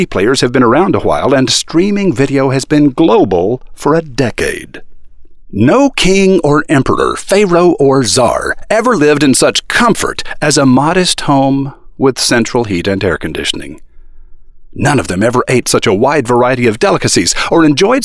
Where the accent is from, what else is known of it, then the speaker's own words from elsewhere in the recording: United States; I am an American ad man